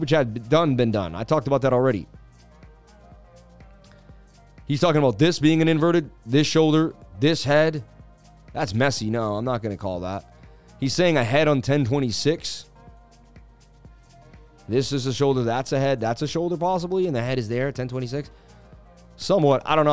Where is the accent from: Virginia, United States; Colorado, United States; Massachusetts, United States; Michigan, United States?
Massachusetts, United States; I was from Massachusetts